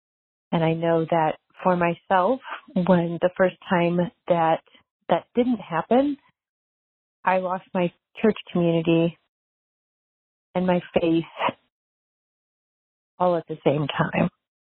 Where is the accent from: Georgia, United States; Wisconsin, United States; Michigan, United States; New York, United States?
Michigan, United States; Detroit; I am from the Detroit area.